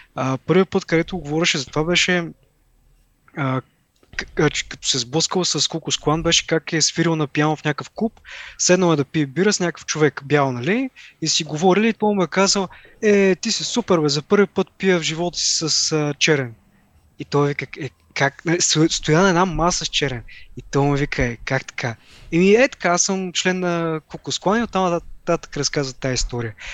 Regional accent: Haskovo, Haskovo Province, Bulgaria; аз нали съм от Хаско, по-малък град

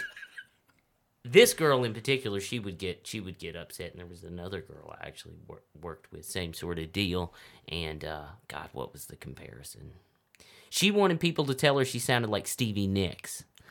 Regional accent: Humboldt, Tennessee, United States; also born or lived in Milan, Tennessee; I grew up in Humboldt, Tennessee is where I went to uh, elementary school and then went to high school in Milan, Tennessee, which is close.

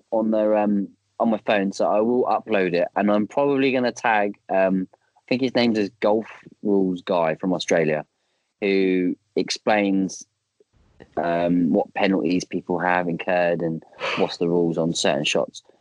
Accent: East of England, United Kingdom; We normally play at Fort Ness, um, which is near my hometown.

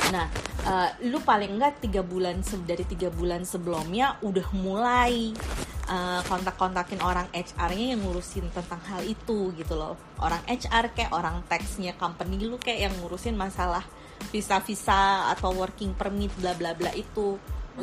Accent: Indonesia; moved away; kita kan orang Indo nih ceritanya yang di luar negeri

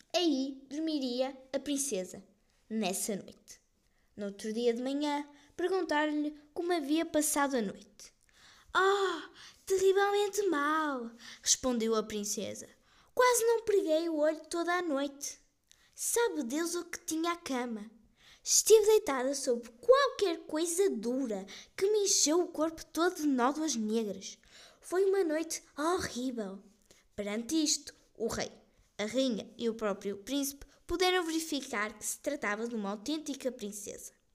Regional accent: Portugal; also born or lived in Ermesinde; Sou portuguesa

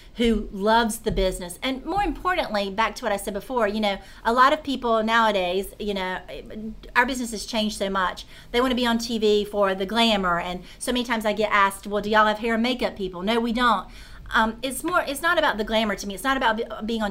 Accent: Concord, North Carolina, United States; I grew up right outside of Charlotte in a small town called Concord

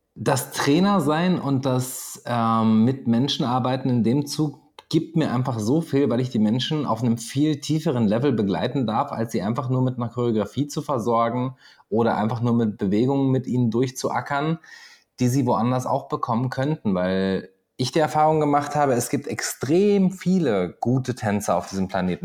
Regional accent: Göttingen, Lower Saxony, Germany; moved away as an adult; also born or lived in Pegnitz, Bavaria / Papua New Guinea; now in Austria; Geboren nicht, aber ich habe da 20 Jahre verbracht

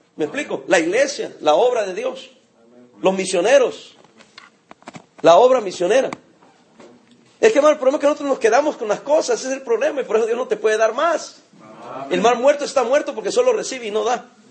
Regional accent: El Salvador; now in Long Beach, United States; Soy salvadoreño

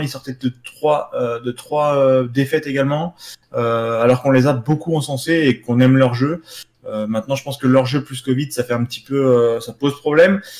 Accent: France; en tant que Français

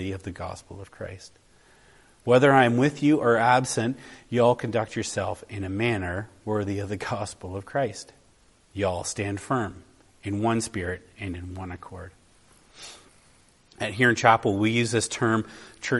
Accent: Canada; I'm a Canadian traveling to another part of the world. Do people know I'm a Canadian by the way I am?

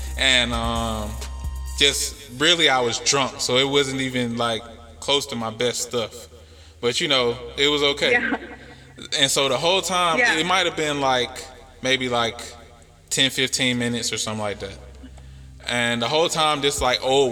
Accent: United States; I'm from America

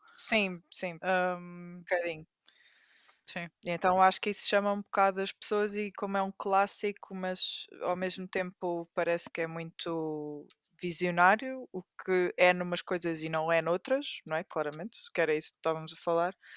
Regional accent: Amadora, Lisbon, Portugal; eu especificamente sou daquelas poucas pessoas que são da Amadora e nasceram na Amadora

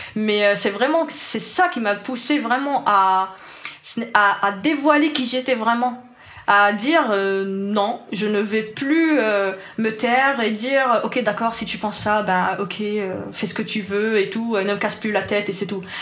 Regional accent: Algiers, Algiers Province, Algeria; French is a second language; moved away as an adult; now in France; j'ai grandi à Alger, dans un quartier populaire.

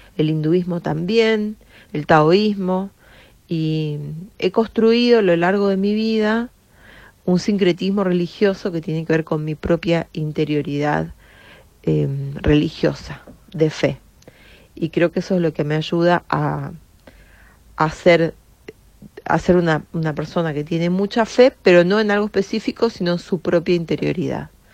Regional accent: Misiones, Argentina; en Misiones, que es de donde yo soy

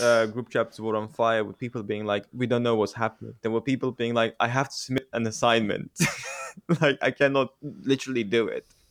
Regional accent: Romania; I, I grew up in Romania

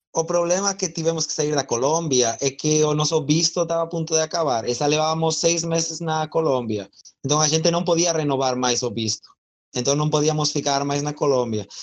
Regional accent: Spain; Portuguese is a second language; moved away; sou da Espanha, então estou falando um belo portunhol aqui com vocês

